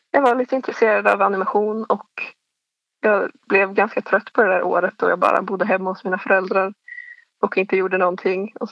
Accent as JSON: {"language": "Swedish", "town": "Forshaga", "region": "Värmland", "country": "Sweden", "tie": "born or raised there", "said": "Men jag blev fast i min hemstad och blev arbetslös och hamnade in på det här programmet över arbetslösa ungdomar för Forshaga var tydligen en av de högsta arbetslösheten i landet."}